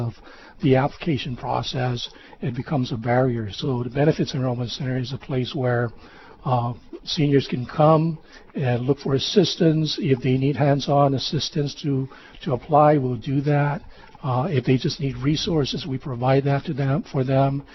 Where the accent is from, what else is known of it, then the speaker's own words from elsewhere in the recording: Guam; moved away as an adult; now in Hawaii, United States; I was born and raised on Guam.